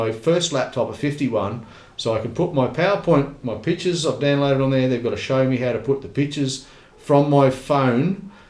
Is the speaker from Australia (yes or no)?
yes; Australia; I'm a red-blooded Aussie